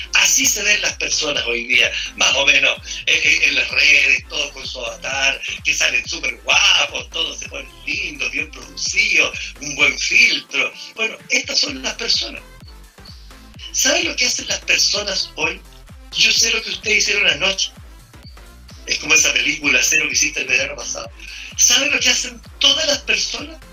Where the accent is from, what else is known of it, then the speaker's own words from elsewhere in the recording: Chile; estos somos los chilenos